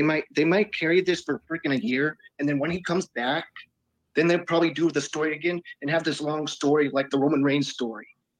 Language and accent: English; Colorado, United States; now in Kansas, United States; No, I'm in Kansas. I put it Colorado because I missed my hometown.